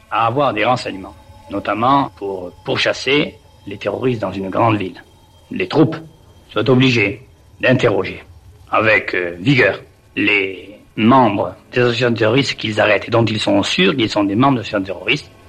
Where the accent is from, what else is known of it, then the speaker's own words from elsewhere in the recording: Auvergne-Rhône-Alpes, France; du Rhône, région du Rhône.